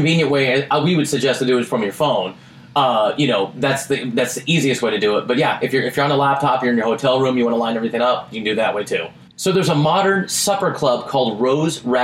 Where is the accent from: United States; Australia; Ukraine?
United States; Portland, Oregon; now in Las Vegas, United States; I'm from Portland, Oregon